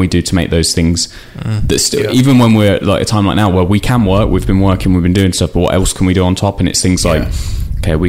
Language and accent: English; Northampton, East Midlands, United Kingdom; we're from Northampton, we stayed in Northampton for uni and stayed there